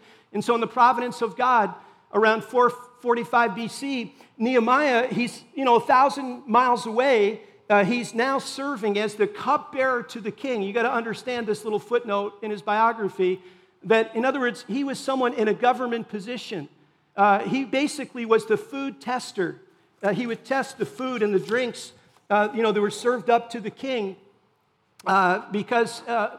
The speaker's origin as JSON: {"language": "English", "region": "Rhode Island", "country": "United States", "tie": "born there", "said": "I was born in Rhode Island, lived in many different parts of New England and other places beyond."}